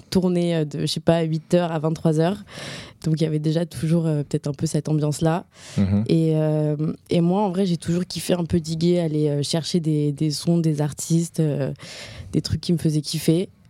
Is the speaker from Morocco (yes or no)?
yes; Morocco; now in France; J'ai grandi au Maroc